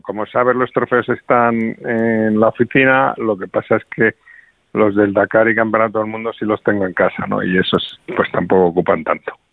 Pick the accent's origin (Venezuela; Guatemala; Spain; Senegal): Spain; Madrid, Community of Madrid; como madrileño